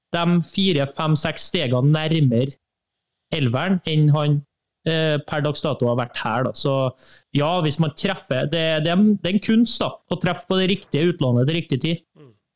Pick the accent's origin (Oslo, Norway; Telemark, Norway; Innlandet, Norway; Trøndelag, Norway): Trøndelag, Norway; Trøndelag, da, der jeg kommer fra, det er et svært område